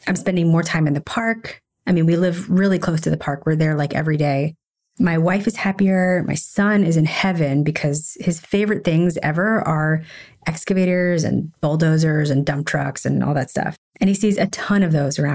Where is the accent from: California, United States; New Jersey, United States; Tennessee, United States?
Tennessee, United States; Nashville; moved away as an adult; also born or lived in Philadelphia / Chicago / San Francisco / Washington, D.C.; now in New York, United States; I grew up in Nashville, but after that, I lived in Philadelphia.